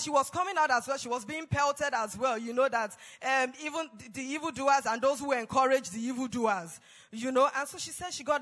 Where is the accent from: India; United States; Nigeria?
Nigeria; I was from Nigeria